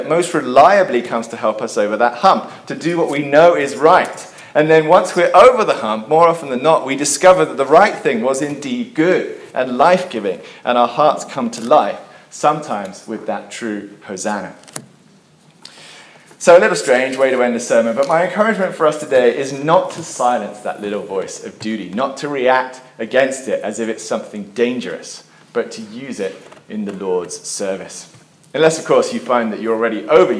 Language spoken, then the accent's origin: English; England, United Kingdom; I'm an Englishman, and we're really big on duty